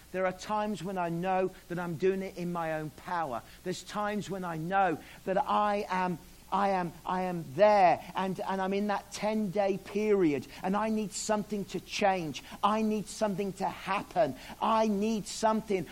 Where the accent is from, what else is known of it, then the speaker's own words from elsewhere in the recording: Australia; moved away; I'm Australian.